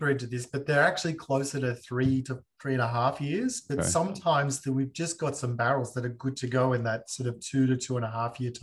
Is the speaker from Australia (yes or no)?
yes; Australia; also born or lived in Sicily (ancestry); my hometown